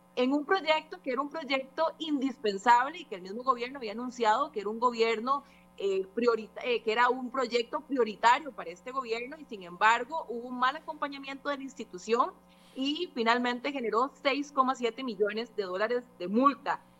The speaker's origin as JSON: {"language": "Spanish", "country": "Costa Rica", "said": "como costarricense"}